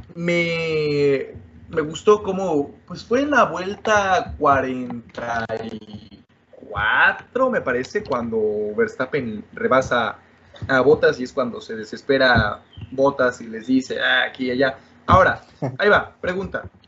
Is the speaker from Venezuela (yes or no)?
no; Mexico; yo como mexicano